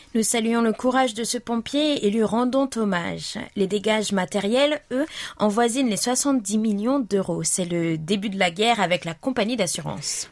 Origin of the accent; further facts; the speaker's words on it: Guadeloupe; moved away; also born or lived in Nice; j'ai grandi en Guadeloupe où la mer a le pouvoir de vous émerveiller